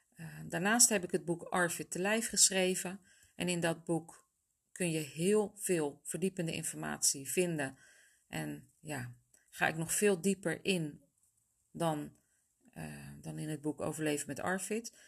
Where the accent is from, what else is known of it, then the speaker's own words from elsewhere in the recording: Netherlands; Ik kom zelf dan uit Nederland